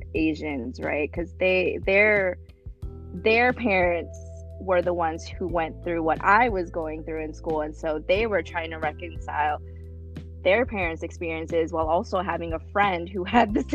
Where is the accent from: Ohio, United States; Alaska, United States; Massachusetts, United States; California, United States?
Alaska, United States; Anchorage; English is a second language; also born or lived in Philippines; it's where all of my formative years were, and it's how I identified at that point. And so I was like, well, I'm from here. I'm from Anchorage, Alaska